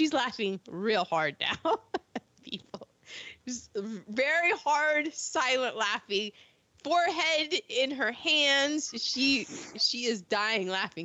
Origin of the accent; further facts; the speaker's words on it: United States; I always say, the DMV